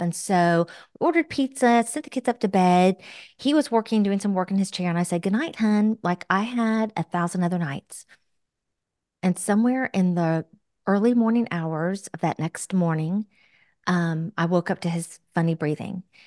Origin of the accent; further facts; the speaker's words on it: Florida, United States; We both were born and raised in Florida